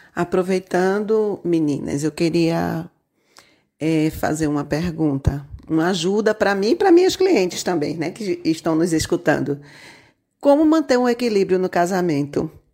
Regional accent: Jaboatão dos Guararapes, Pernambuco, Brazil; sou aqui de Jaboatão dos Guararapes, Pernambuco

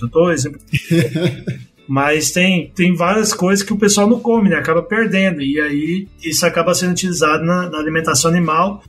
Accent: Goiás, Brazil; moved away as an adult; also born or lived in Campo Grande, Mato Grosso do Sul / Illinois / Pennsylvania; now in El Centro, United States; sou natural de Goiás

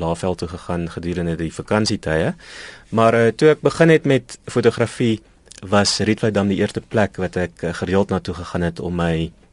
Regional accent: Pretoria, Gauteng, South Africa; ek het in Pretoria groot geword

